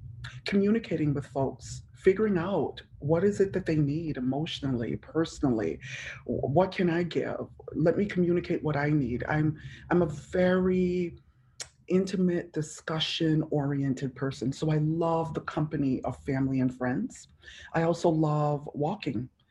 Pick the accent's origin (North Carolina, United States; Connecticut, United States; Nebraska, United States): Connecticut, United States; Hartford; moved away as an adult; also born or lived in Jamaica / Massachusetts / New York City / upstate New York; now in Atlanta, United States; I am originally from Jamaica. I'm an immigrant to America. I came here at the age of 3. Grew up in Hartford, Connecticut